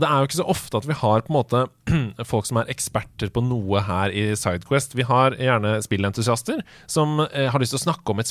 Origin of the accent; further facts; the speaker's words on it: Sarpsborg, Østfold, Norway; men jeg er fra Østfold.